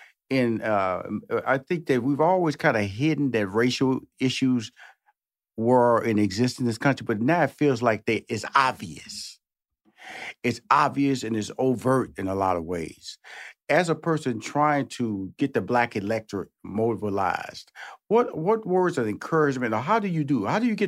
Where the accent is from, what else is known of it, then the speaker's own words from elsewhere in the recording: Houston, Texas, United States; I'm from Houston, Texas. So I claim all parts. So you have to go through East Texas to get to my hometown of Houston, Texas.